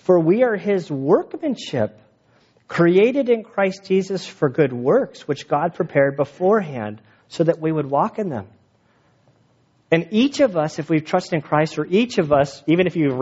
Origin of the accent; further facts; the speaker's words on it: United States; I am an American citizen. I grew up here